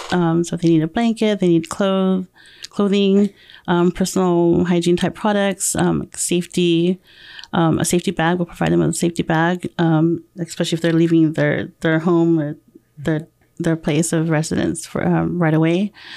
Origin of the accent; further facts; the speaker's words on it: Murrieta, California, United States; moved away as an adult; also born or lived in Temecula, California / Guam; I grew up in Marietta, um, since I was in th-, fifth grade.